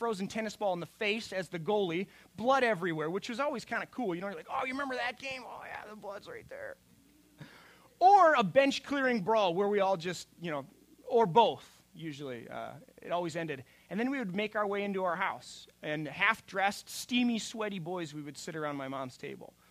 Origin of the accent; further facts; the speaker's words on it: Minnesota, United States; moved away; also born or lived in Colorado; I was from Minnesota